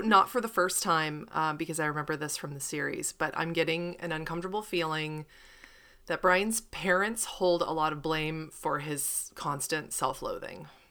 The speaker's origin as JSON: {"language": "English", "region": "Pennsylvania", "country": "United States", "said": "I'm from Pennsylvania"}